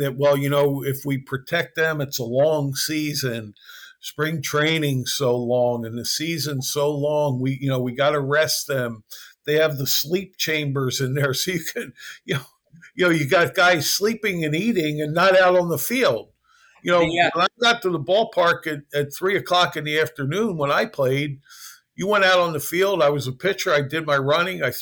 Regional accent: Philadelphia, Pennsylvania, United States; I grew up in Philly

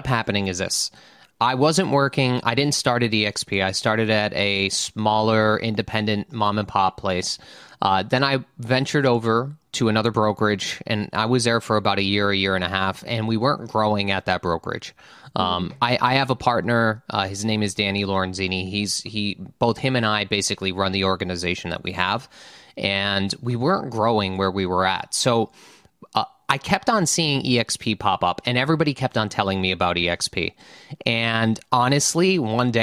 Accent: around Scranton, Northeast Pennsylvania, United States; I grew up in a small town in Northeast Pennsylvania and around Scranton.

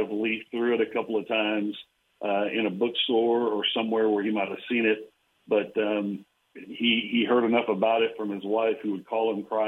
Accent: Abilene, Texas, United States; I grew up in Abilene and went to Abilene High

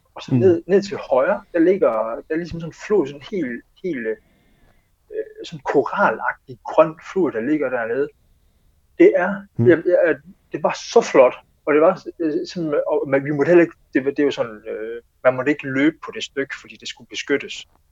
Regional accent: Denmark; jeg var den første dansker

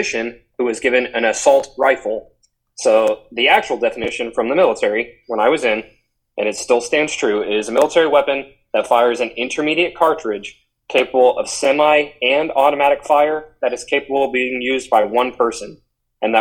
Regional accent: the South, United States; growing up in the South

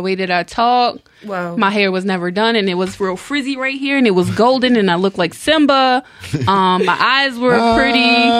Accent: Glen Burnie, Maryland, United States; I'm from Glenburnie. I'm a Glenburnie girl.

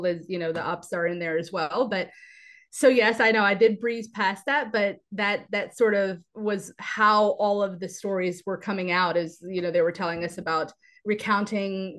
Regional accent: United States; I am born and raised here in the United States

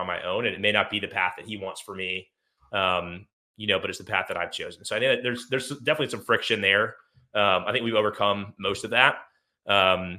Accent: Atlanta, Georgia, United States; I grew up near Atlanta, Georgia

